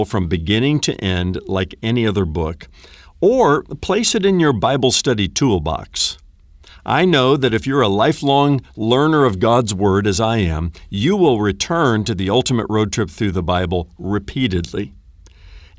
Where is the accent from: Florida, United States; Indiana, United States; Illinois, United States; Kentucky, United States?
Indiana, United States; northern; moved away; I grew up in the Hoosier state, the great state of Indiana